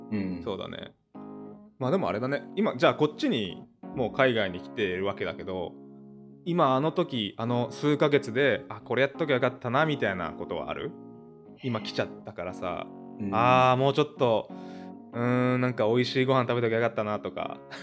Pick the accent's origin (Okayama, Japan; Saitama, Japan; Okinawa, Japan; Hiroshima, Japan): Okinawa, Japan; now in United States; 僕の出身の沖縄、出身沖縄なんですけど